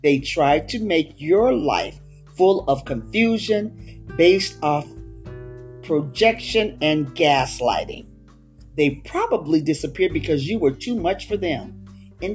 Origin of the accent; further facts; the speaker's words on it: West Coast, United States; moved away; I was from the West Coast and the way I spoke and everything was different, a different dialect